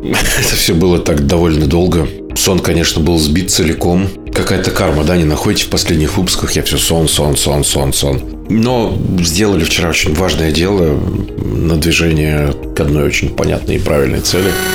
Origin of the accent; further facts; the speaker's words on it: Novokuznetsk, Kemerovo Oblast, Russia; я сам из Новокузнецкой